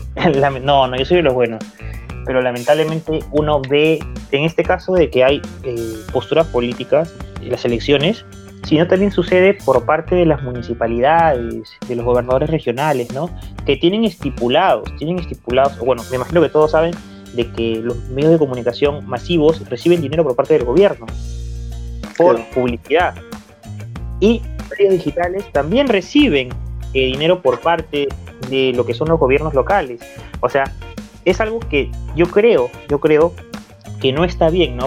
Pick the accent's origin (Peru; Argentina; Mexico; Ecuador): Peru; mi país